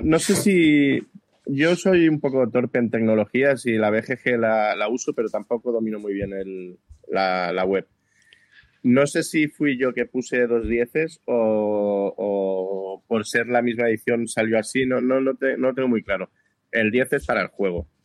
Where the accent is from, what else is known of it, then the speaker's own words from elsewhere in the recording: Barcelona, Catalonia, Spain; now in Badajoz, Spain; Vivo en Badajoz, pero soy de Barcelona